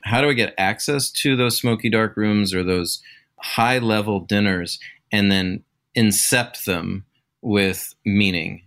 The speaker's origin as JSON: {"language": "English", "region": "Pacific Northwest", "country": "United States", "said": "I'm, I'm from the Great Pacific Northwest. And when you're from here, it's hard to ever leave"}